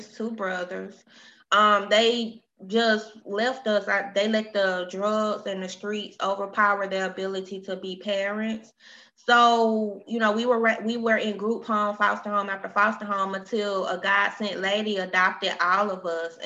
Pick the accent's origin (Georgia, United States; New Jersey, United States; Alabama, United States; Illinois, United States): Alabama, United States; moved away as an adult; now in Texas, United States; I'm from Alabama, which I relocated to Texas